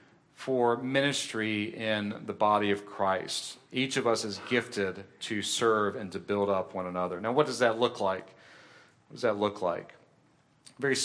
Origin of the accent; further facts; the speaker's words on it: Columbia, United States; the church that I grew up in Columbia, we met in a school auditorium